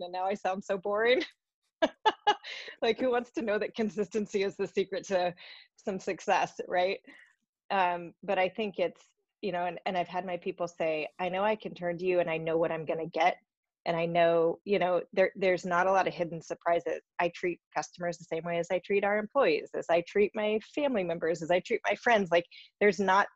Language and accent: English; Alaska, United States; I grew up in Alaska